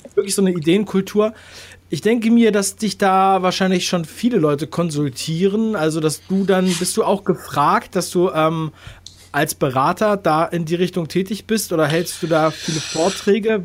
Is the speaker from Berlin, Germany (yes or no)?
yes; Berlin, Germany; moved away; ich komme aus Ostberlin übrigens mhm. ursprünglich